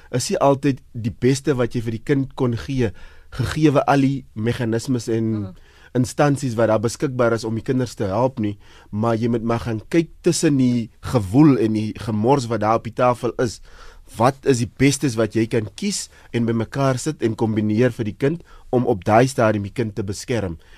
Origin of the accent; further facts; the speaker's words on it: South Africa; ons as Suid-Afrikaners